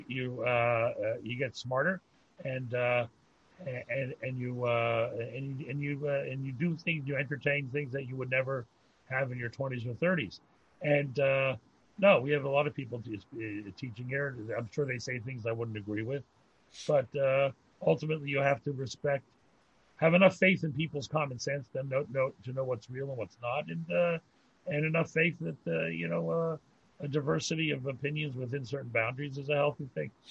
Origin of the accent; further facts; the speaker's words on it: Pittsburgh, Pennsylvania, United States; I grew up in Pittsburgh. My father uh, was a great rabbi in Pittsburgh